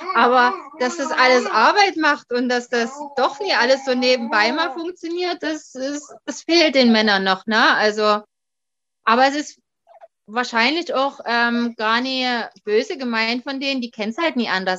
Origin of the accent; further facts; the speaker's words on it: Dresden, Saxony, Germany; ich komme aus dem Raum Sachsen, beziehungsweise genauer Dresden